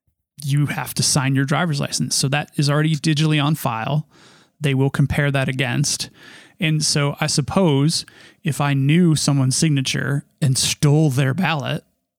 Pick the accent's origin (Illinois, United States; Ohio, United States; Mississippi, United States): Illinois, United States; Because we're from Illinois, and Illinois didn't have that thing.